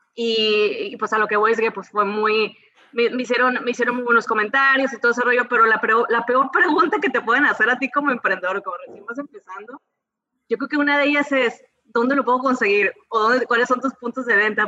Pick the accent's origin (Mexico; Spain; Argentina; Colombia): Mexico; Mazatlán, Sinaloa; moved away as an adult; now in San Diego, United States; crecí toda mi vida en Sinaloa